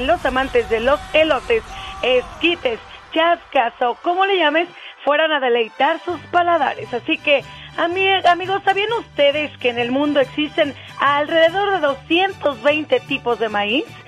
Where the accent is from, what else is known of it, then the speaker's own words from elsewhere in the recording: Mexico; los mexicanos festejamos por todo